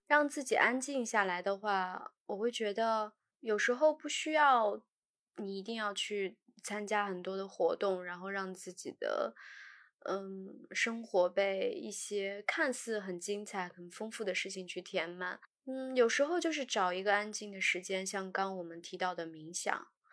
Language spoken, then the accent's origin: Chinese; northern China, China; moved away; 小的时候在北方